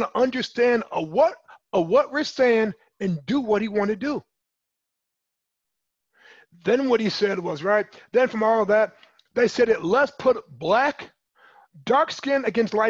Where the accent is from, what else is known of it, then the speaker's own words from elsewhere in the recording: Michigan City, Indiana, United States; I was born and raised in Michigan City in Indiana